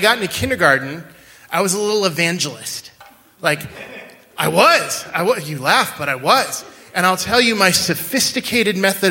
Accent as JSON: {"language": "English", "region": "central Washington", "country": "United States", "tie": "born or raised there", "moved": "yes", "said": "I grew up in a little town in central Washington."}